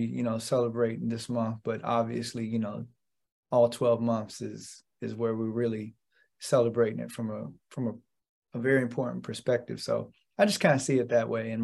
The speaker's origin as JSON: {"language": "English", "town": "Lexington", "region": "Kentucky", "country": "United States", "tie": "born or raised there", "moved": "as an adult", "lives_now": "Boston, United States", "said": "I was born and raised in Lexington, Kentucky"}